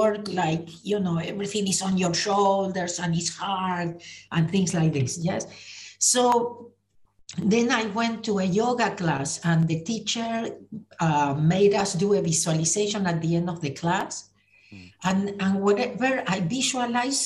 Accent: Argentina; moved away as an adult; now in United States; I was born in Argentina. I moved to the US in 1983

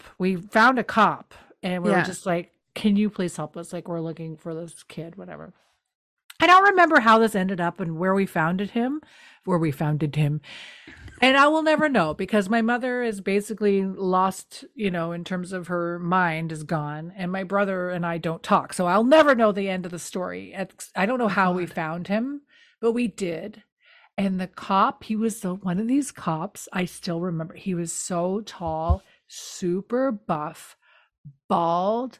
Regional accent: New Brunswick, Canada; We're from New Brunswick.

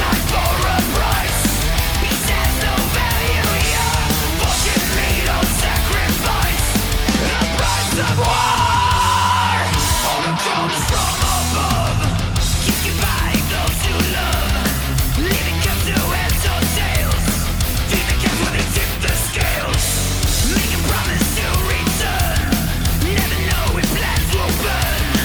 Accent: Broad Brook, Connecticut, United States; born or raised there

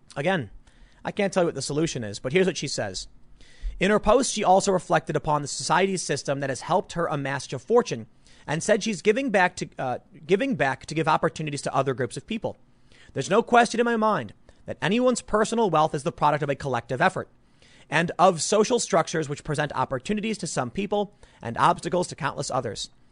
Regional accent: United States; as the American taxpayer

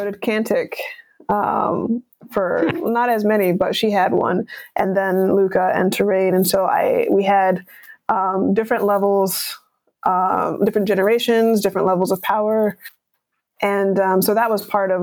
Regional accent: United States; if we're American

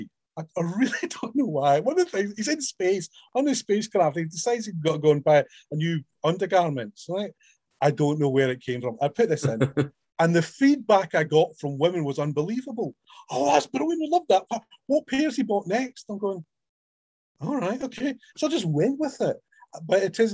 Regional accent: Scotland, United Kingdom; me being Scottish

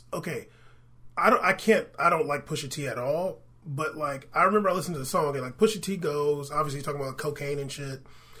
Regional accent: San Diego, California, United States; Honestly, I grew up in San Diego.

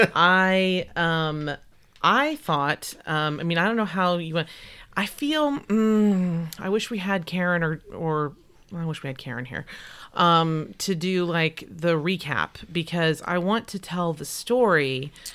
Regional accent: Texas, United States; accent: twangy Texas; My mother's got a strong Texas accent, and when I'm around her, it comes out

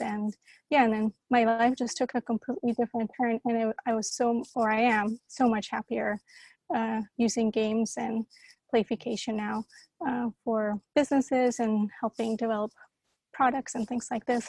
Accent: Colombia; also born or lived in Costa Rica / San Francisco, United States; now in Amsterdam, Netherlands; I grew up in Colombia in the middle of like the Pablo Escobar time

